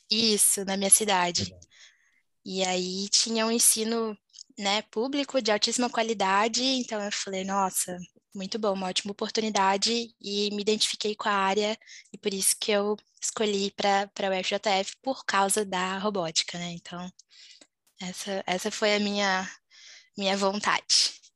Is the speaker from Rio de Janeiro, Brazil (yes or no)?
yes; Volta Redonda, Rio de Janeiro, Brazil; moved away as an adult; also born or lived in Juiz de Fora, Minas Gerais; eu sou de Volta Redonda, interior do Rio, mas costumo falar que eu sou mineirinha de coração aí, por ter morado em Juiz de Fora